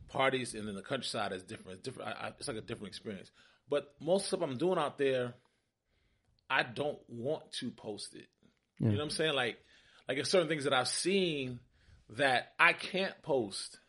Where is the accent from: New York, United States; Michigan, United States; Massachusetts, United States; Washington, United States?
New York, United States; New York City; now in Atlanta, United States; I'm from Brooklyn, New York